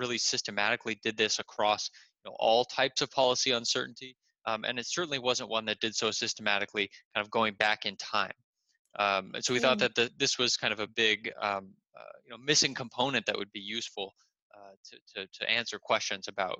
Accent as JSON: {"language": "English", "town": "San Diego", "region": "California", "country": "United States", "tie": "born or raised there", "also_born_or_lived": "Berkeley, California / Stanford, California", "moved": "as an adult", "lives_now": "Chicago, United States", "said": "I was born and raised in San Diego, California. I kind of grew up there"}